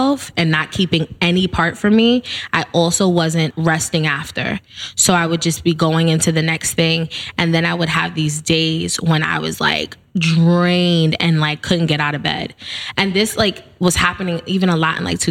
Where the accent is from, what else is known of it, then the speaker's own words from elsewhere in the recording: New York City, New York, United States; I grew up in the Bronx. Yep. I'm born and raised BX stand up